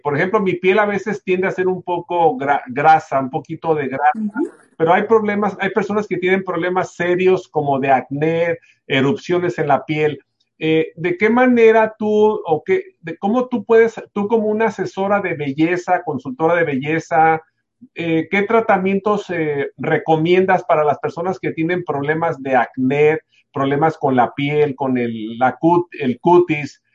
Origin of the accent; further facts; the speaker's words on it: Mexico; en México yo soy mexicano